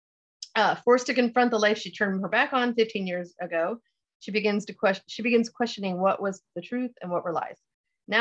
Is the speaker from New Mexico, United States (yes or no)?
no; Florida, United States; I grew up in Florida